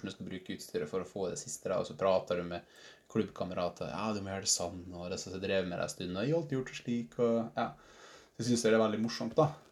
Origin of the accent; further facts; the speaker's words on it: Vassnes / Skorgen, Møre og Romsdal, Norway; moved away; jeg er fra Vassnes, eh, egentlig. Eller Skorgen